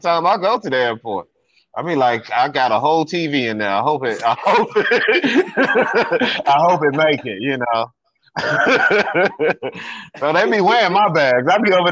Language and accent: English; Chicago, Illinois, United States; I'm from Chicago